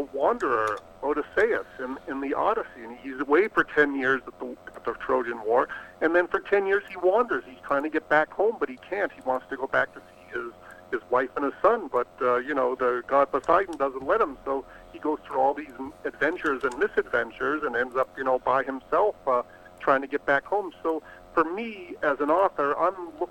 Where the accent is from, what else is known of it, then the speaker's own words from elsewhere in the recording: New England, Boston area, Massachusetts, United States; I grew up in New England in the Boston area